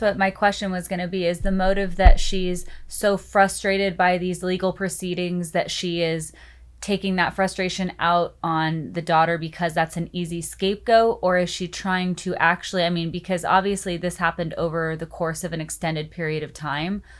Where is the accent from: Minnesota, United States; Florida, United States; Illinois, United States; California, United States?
California, United States; Orange County; also born or lived in New York; born and raised in Orange County, spent a couple years in New York.